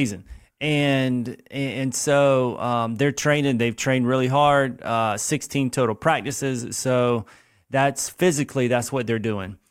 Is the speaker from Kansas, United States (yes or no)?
no; Lexington, South Carolina, United States; I grew up here in Lexington, South Carolina.